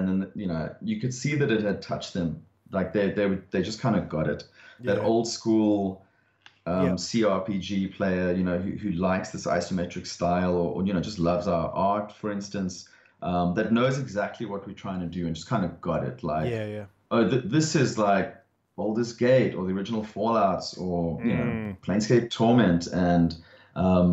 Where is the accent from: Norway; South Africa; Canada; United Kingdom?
South Africa; now in Australia; for being South African